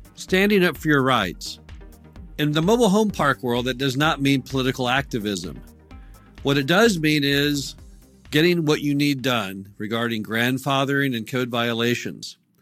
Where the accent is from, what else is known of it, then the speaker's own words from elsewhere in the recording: Missouri, United States; my home state of Missouri